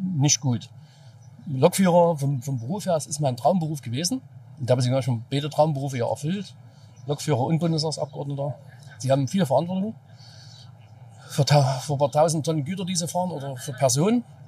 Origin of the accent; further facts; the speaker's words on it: East Germany, Germany; als Ossi ist es ja trotzdem noch die Herkunft